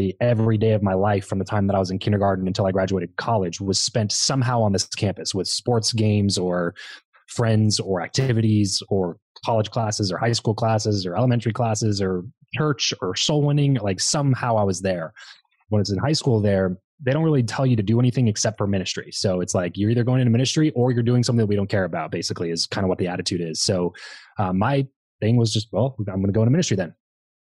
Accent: Lancaster, California, United States; moved away; I grew up in Southern California, a little town called Lancaster that nobody really knows about

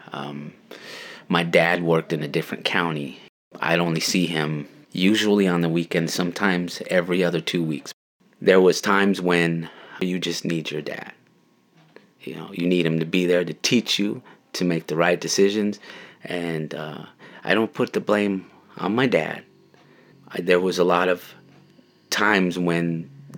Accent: Yakima, Washington, United States; When I was growing up in Yakima, I went to school

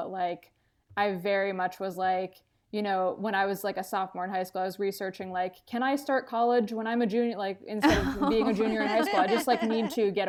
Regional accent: Wilkes-Barre, Pennsylvania, United States; moved away; I grew up in Wilkes-Barre, Pennsylvania, which is outside of Scranton, Pennsylvania. And like, you know, I was raised Catholic.

